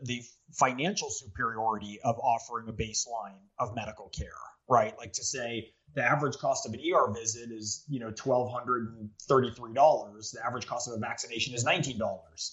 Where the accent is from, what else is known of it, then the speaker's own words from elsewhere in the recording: Silicon Valley, California, United States; we were the only Democratic family when I was growing up in Silicon Valley before .com